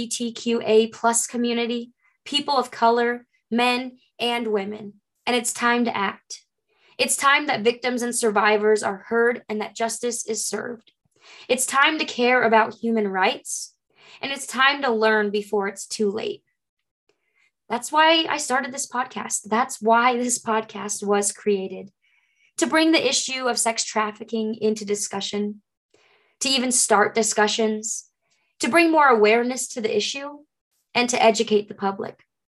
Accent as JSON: {"language": "English", "region": "Wyoming", "country": "United States", "tie": "born or raised there", "said": "Growing up in Wyoming"}